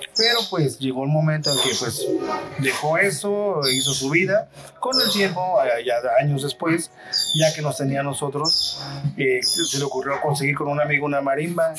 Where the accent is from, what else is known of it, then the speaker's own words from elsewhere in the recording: Xalapa, Veracruz, Mexico; yo soy de aquí de Jalapa, soy originario de aquí de Jalapa